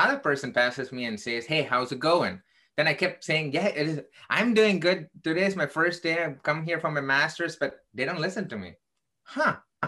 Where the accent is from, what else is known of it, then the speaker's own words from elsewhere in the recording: Chicago, Illinois, United States; I am from Chicago in the United States.